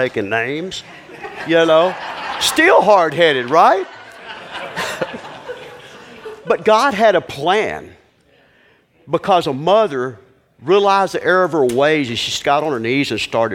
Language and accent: English; Houston, Texas, United States; also born or lived in Hemphill, Texas; I'm from Houston, a big city